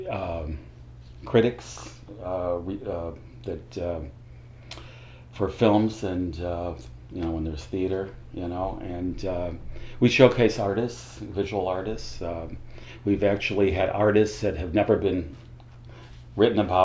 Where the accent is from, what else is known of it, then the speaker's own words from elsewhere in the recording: Chicago, Illinois, United States; moved away as an adult; now in Miami, United States; I was born in Chicago